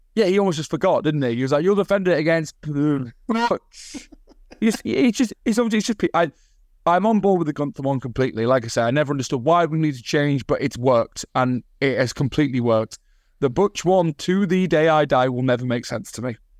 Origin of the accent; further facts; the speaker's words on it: the north of England, United Kingdom; moved away as an adult; now in Australia; I am Northern English